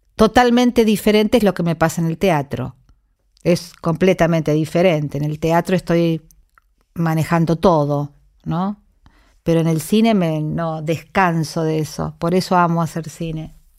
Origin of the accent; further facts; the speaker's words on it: San Luis, Argentina; moved away; mi infancia transcurrió en San Luis